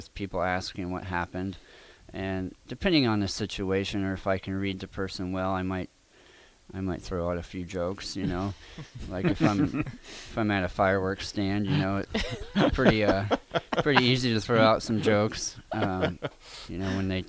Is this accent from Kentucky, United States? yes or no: no; Lincoln, Nebraska, United States; also born or lived in Harlan, Iowa; I grew up in Lincoln, went to Rousseau Elementary.